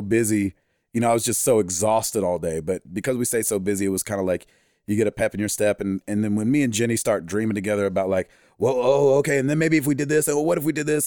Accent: the South, United States; we're from the South

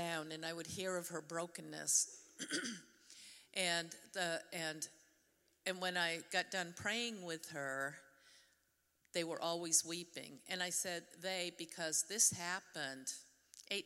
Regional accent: New Hampshire, United States; accent: Yankee; moved away as an adult; now in Denver, North Carolina, United States; the Yankee in me. I grew up in New Hampshire

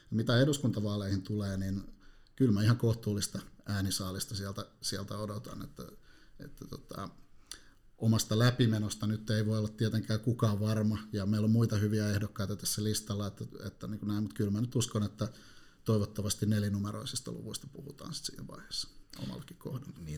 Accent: Helsinki, Uusimaa, Finland; No Helsingistä, että mä oon ihan syntyperäinen helsinkiläinen, ja tällä hetkellä asun Konalassa – tuolla noin äärimmäisellä länsilaidalla.

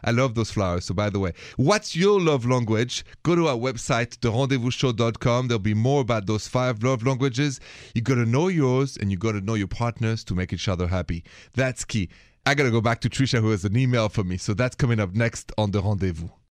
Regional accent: France; accent: French; My accent is French

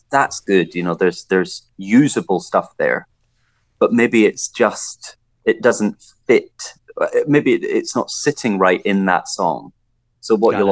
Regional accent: Scotland, United Kingdom; growing up in Scotland

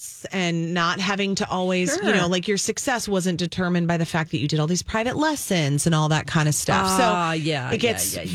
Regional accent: Apple Valley, Minnesota, United States; also born or lived in Green Bay, Wisconsin / Madison, Wisconsin; I grew up in Apple Valley.

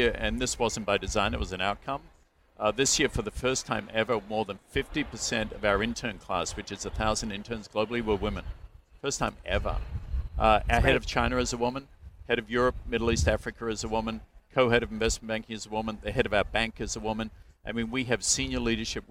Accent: Melbourne, Victoria, Australia; moved away as an adult; now in United States; I was born in Melbourne to the family I was born

